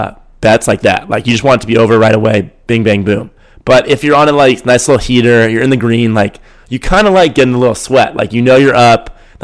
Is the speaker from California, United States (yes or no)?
yes; San Francisco, California, United States; I'm from San Francisco and I've never been to Iowa.